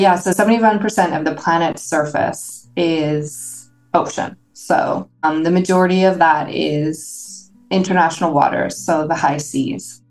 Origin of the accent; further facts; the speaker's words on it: Toronto, Ontario, Canada; moved away as an adult; also born or lived in San Diego / Hamilton, Ontario; I grew up in Toronto